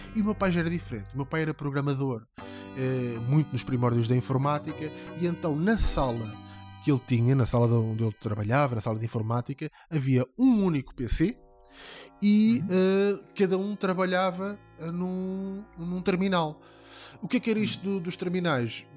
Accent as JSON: {"language": "Portuguese", "town": "Ramada", "region": "Lisbon", "country": "Portugal", "said": "nós somos da mesma zona, eu sou da Ramada"}